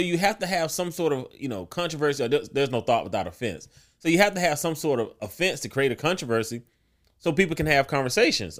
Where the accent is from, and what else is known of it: South Carolina, United States; born or raised there